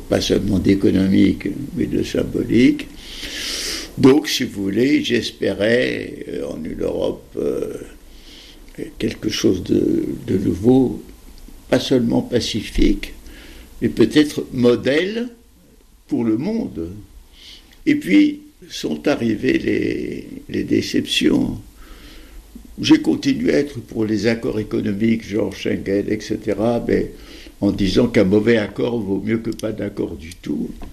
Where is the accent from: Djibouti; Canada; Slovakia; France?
France; je suis français, je suis méditerranéen, je suis européen, je suis juif